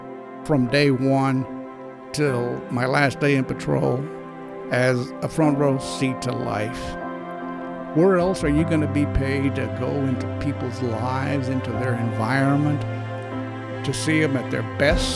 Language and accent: English; Dallas, Texas, United States; I grew up here in Dallas, Texas.